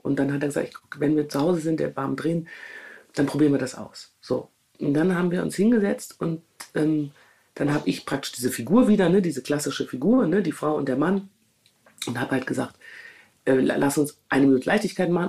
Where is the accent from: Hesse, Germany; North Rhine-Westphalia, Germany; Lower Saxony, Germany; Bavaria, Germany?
North Rhine-Westphalia, Germany; Düsseldorf; moved away as an adult; Düsseldorf, meine Heimat, mein soziales Netzwerk